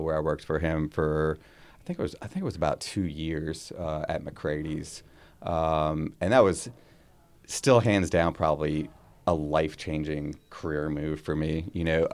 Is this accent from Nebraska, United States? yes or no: no; Florida, United States; now in Baltimore, United States; growing up in Florida